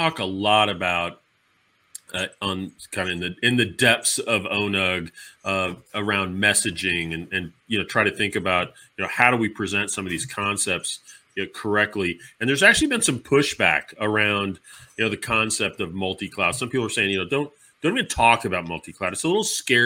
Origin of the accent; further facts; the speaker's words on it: Dallas, Texas, United States; It's going to be in my hometown